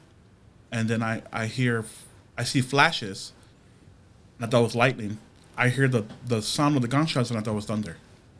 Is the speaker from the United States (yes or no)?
yes; Chicago, Illinois, United States; I grew up in Southside Chicago